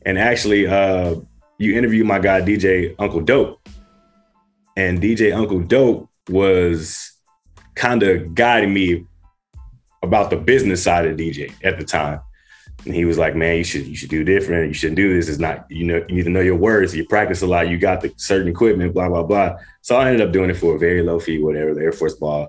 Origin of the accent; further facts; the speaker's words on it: Dallas, Texas, United States; moved away as an adult; also born or lived in Magnolia, Arkansas; now in Los Angeles County, United States; I'm originally from Magnolia, Arkansas. That's where I was born at, but I was raised in Dallas, Texas.